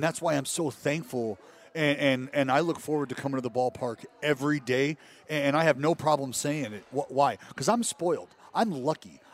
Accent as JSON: {"language": "English", "town": "Stockton", "region": "California", "country": "United States", "tie": "born or raised there", "also_born_or_lived": "Sacramento / Oakland", "said": "growing up in Stockton, going to junior college in Sacramento, eventually making my way back to Oakland"}